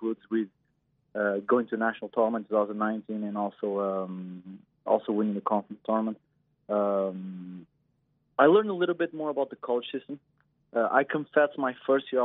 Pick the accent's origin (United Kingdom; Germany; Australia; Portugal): Portugal; first language Portuguese; English is a second language; now in United States; back in Europe, especially in Portugal, where I'm from